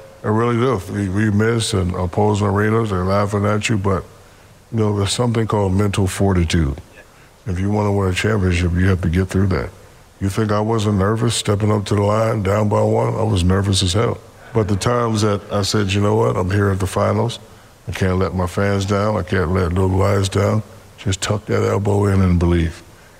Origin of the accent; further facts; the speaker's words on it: Newark, New Jersey, United States; moved away; also born or lived in Georgia / Germany; No, I'm born and raised in Newark, New Jersey. And my father was a military drill sergeant.